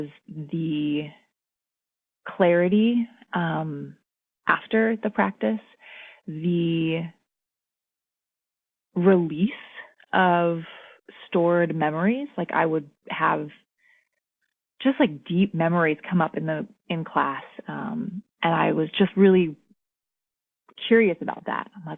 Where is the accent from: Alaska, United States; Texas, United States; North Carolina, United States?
Alaska, United States; Anchorage; moved away as an adult; also born or lived in Portland; I'm from Alaska, which is a big part of my identity as well. I was born and raised there in Anchorage